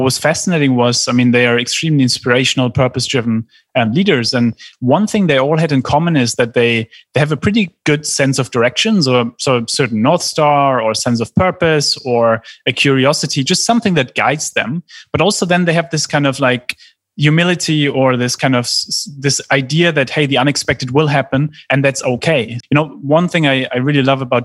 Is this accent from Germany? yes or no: yes; Germany; I grew up in Germany